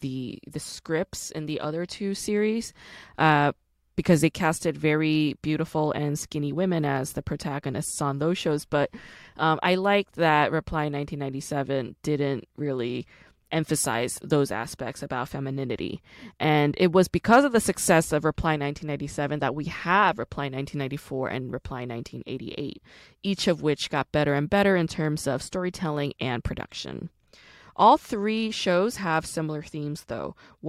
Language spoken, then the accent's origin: English; Busan, South Korea; accent: Gyeongsang dialect; home because I grew up with that Gyeongsangdo dialect. My dad is from Gosong, my mom is from Hapcheon, I was born in Busan, so I definitely recognize that dialect